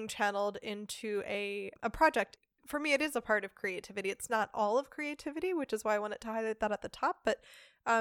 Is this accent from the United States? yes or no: yes; United States; now in Germany; as an American, celebrating Thanksgiving is a hilarious event every year here in Germany